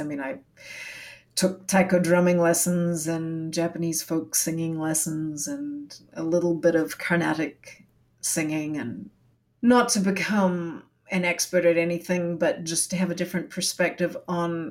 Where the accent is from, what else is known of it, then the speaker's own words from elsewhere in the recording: New Zealand; moved away as an adult; also born or lived in Singapore; now in Canada; I grew up in Aotearoa, New Zealand